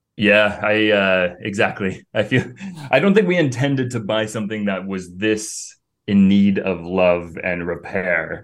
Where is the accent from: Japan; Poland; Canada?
Canada; Cambridge, Ontario; moved away as an adult; now in Greece; from a little small town, Cambridge, Ontario